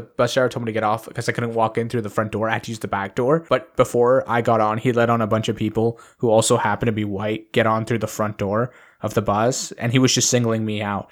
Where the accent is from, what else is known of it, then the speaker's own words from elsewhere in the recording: Canada; I'm a Canadian